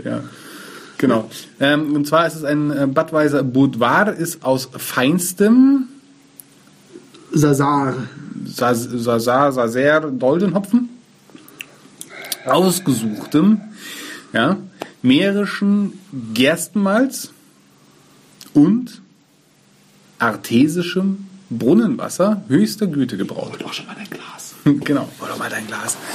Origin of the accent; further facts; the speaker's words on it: Munich, Bavaria, Germany; born there; Bin ich überhaupt nicht. Ich bin in München